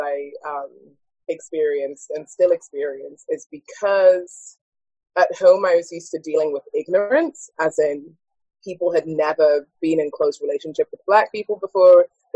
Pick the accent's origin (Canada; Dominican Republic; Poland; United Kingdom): United Kingdom; Afro-Caribbean. That's what I am. Whereas here, I'm African-American until you hear me speak, and then I'm British.